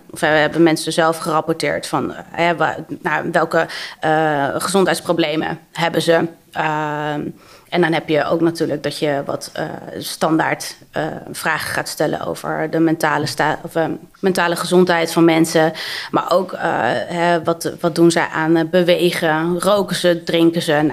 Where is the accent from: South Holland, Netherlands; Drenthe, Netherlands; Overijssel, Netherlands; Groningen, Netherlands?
Groningen, Netherlands; Hoogezand; moved away; also born or lived in Amsterdam; ik ben opgegroeid in Hoge Zand